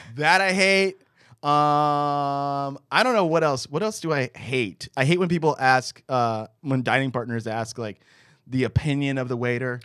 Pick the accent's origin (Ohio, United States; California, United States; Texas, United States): Texas, United States; moved away; also born or lived in New York; we grew up in Texas